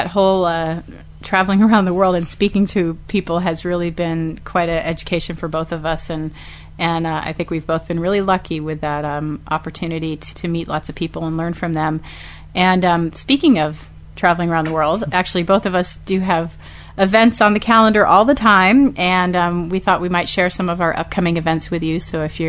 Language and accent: English; Austin, Texas, United States; I'm doing an evening event in my hometown in Austin, Texas at Gallery of Pets